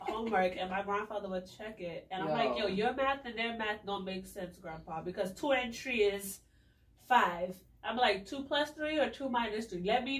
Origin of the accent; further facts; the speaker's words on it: Miami, Florida, United States; also born or lived in Boston, Massachusetts; we grew up in Dade County, where we could grow the bushes in the backyard, had the mango trees.